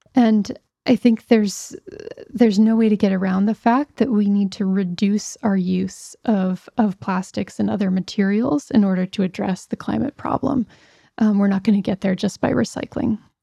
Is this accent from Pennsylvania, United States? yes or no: yes; Pittsburgh, Pennsylvania, United States; moved away; I grew up in Pittsburgh, Pennsylvania, and was, was home a couple years ago.